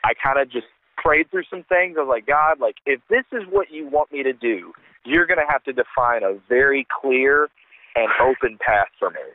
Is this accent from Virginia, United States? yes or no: yes; Virginia, United States; moved away as an adult; now in Kentucky, United States; I'm originally from Virginia